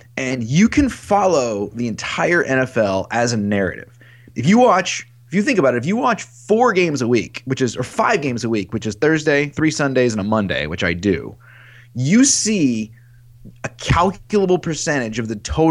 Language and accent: English; Metropolis, Illinois, United States; also born or lived in Paducah, Kentucky / Marion, Illinois / Carbondale, Illinois / Chicago, Illinois; now in Minneapolis, United States; I was born in Paducah, Kentucky, and then spent a lot of time in Metropolis, and then Marion, Illinois